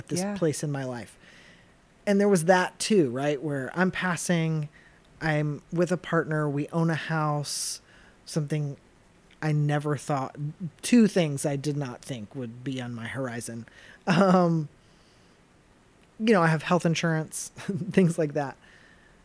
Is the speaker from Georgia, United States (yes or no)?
no; Chattanooga, Tennessee, United States; I grew up in southeastern Tennessee